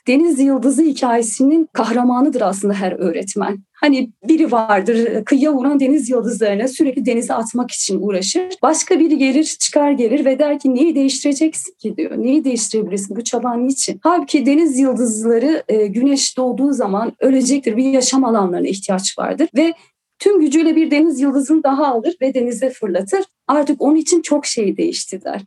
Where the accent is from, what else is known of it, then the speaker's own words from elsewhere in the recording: Silvan, Diyarbakır Province, Turkey; Diyarbakır'ın Silvan ilçesinde doğdum